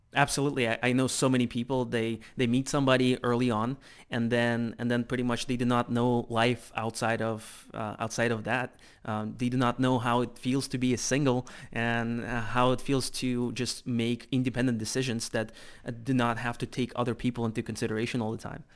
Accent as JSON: {"language": "English", "country": "Russia", "also_born_or_lived": "United States", "moved": "as an adult", "said": "I'm originally from Russia"}